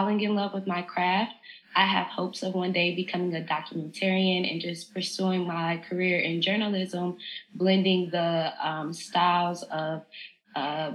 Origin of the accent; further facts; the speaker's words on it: Cincinnati, Ohio, United States; moved away as an adult; now in New Orleans, United States; I'm born and raised in Cincinnati, Ohio. I moved to New Orleans a few years ago